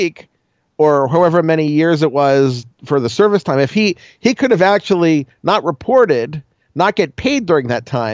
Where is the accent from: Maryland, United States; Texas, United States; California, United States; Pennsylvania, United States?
Maryland, United States; Baltimore; I'm from Baltimore. I'm an Orioles fan from Baltimore. And growing up as a kid, I'm too young to have been a Colts fan